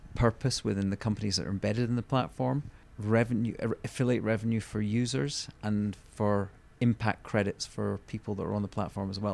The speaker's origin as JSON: {"language": "English", "region": "Scotland", "country": "United Kingdom", "said": "being Scottish"}